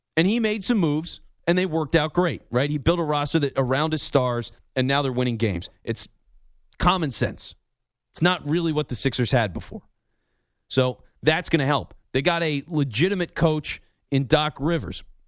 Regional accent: Philadelphia, Pennsylvania, United States; I was lucky enough to do it in my hometown, so I was doing shows in Philly

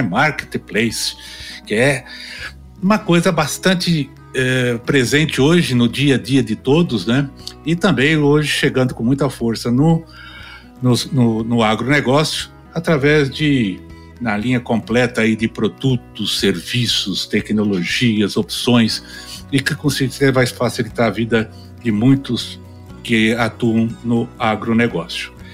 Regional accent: São Paulo, Brazil; moved away as an adult; also born or lived in Campinas / Rio Verde; now in Goiânia, Brazil; Eu sou paulistano. Aliás, eu sou melhor do que paulistano. Eu sou do Principado da Moca.

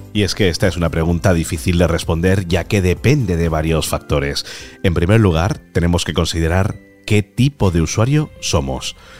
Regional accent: Talavera de la Reina, Castilla-La Mancha, Spain; moved away; cuando voy a Talavera, que es mi tierra

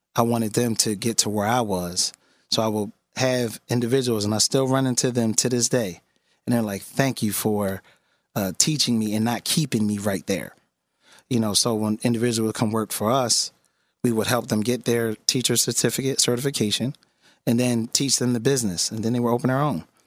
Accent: Philadelphia, Pennsylvania, United States; born and raised in West Philadelphia

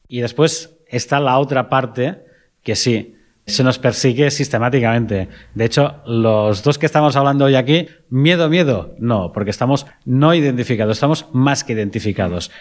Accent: Catalonia, Spain; Exclusivamente catalán

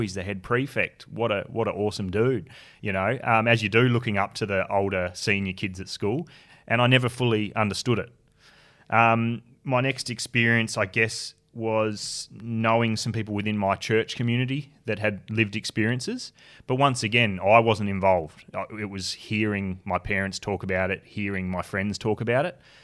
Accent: Tasmania, Australia; moved away; born and bred in Tassie. Yeah, so look, I grew up there

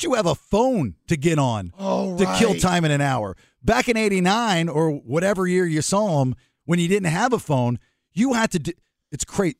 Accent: Maryland, United States; moved away; I'm from Maryland

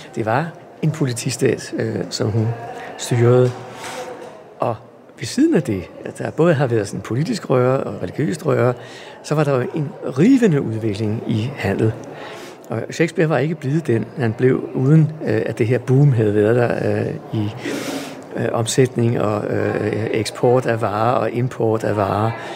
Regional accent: Helsingør, Capital Region of Denmark, Denmark; jeg er vokset op i Helsingør

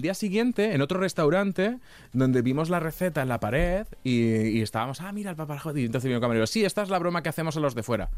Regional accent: Castilla-La Mancha, Spain; yo soy de Castilla-La Mancha

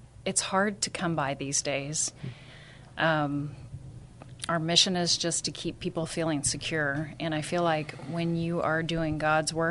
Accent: San Antonio, Texas, United States; I'm also from San Antonio

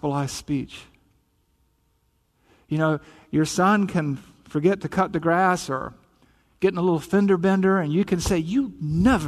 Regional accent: the South, United States; accent: Southern; I'm from the South, right? You probably picked up the accent here and there.

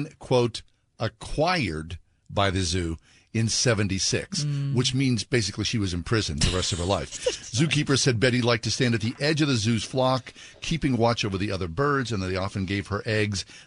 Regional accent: Swissvale, Pennsylvania, United States; growing up in Swissville

